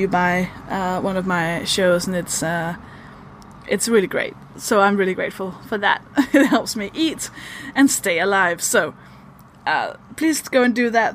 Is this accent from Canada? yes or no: no; Denmark; English is a second language; I'm a Danish stand-up comedian. That should explain why I sound like this.